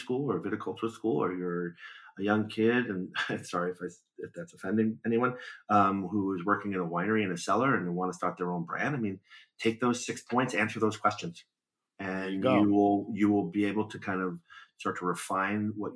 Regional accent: New York City, New York, United States; moved away as an adult; also born or lived in south of Italy; now in California, United States; I grew up in Brooklyn, New York

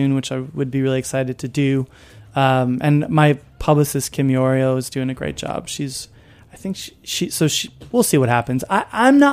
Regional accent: Chicago, Illinois, United States; moved away; I grew up in Chicago listening to the Cubs

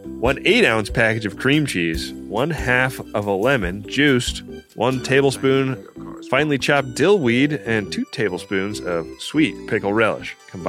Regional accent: Oakland, California, United States; right next door to my hometown of Oakland.

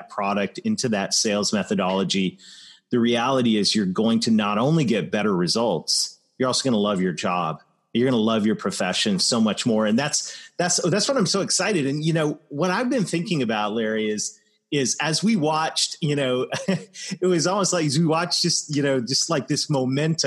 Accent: Canada; Canada, my home country

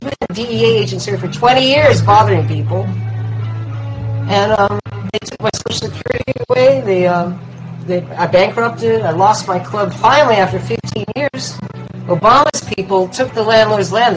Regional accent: East Bay, California, United States; moved away; also born or lived in West Hollywood; I grew up with in East Bay

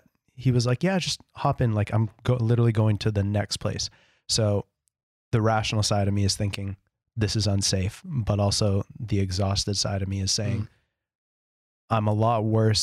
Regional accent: Canada; now in Australia; he asked me where I'm from and I said Canadian.

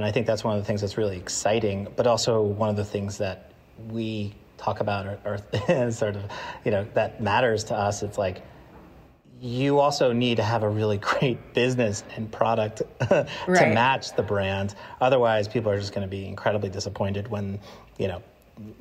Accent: Long Island, New York, United States; I grew up on Long Island in the 90s

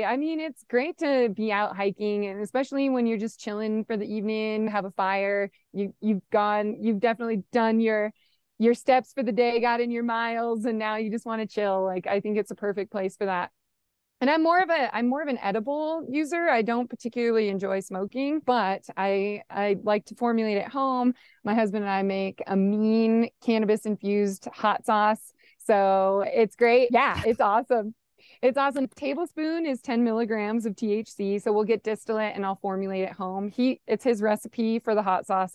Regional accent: Nebraska, United States; moved away as an adult; also born or lived in Rochester; now in Colorado, United States; I grew up in Nebraska

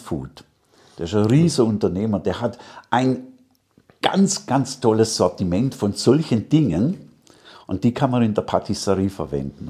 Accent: Stuttgart, Baden-Württemberg, Germany; accent: Swabian; moved away as an adult; now in Salzburg, Austria; In Stuttgart, da bin ich geboren, da waren wir praktisch, ja, wie soll man denn sagen, da waren wir die Köche von der Haute Volée.

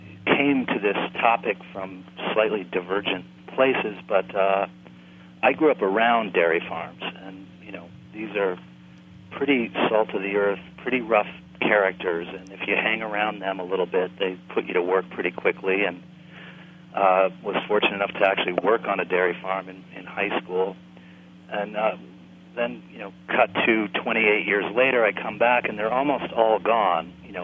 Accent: New England, United States; moved away as an adult; also born or lived in New York; I grew up in rural New England and went to New York in my youth and spent 27 years there as a sort of journeyman actor.

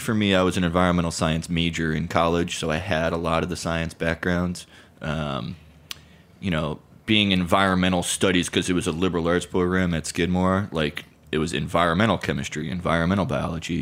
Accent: Connecticut, United States; moved away as an adult; also born or lived in San Francisco, California / Oakland, California; now in New York, United States; growing up in Connecticut

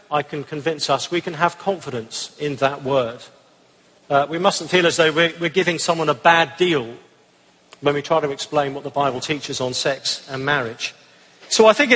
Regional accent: England, United Kingdom; I'm from the United Kingdom, as you can probably tell

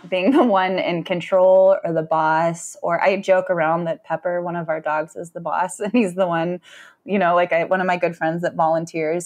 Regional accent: San Francisco, California, United States; moved away as an adult; now in Ann Arbor, United States; I grew up in Northern California

